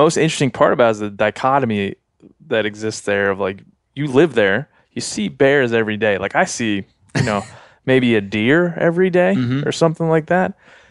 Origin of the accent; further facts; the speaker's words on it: East Coast, United States; I grew up on the East Coast too, and there were bears around